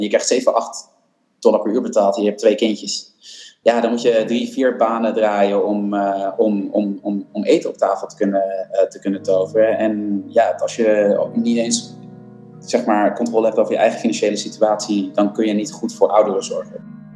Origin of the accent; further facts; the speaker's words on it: Netherlands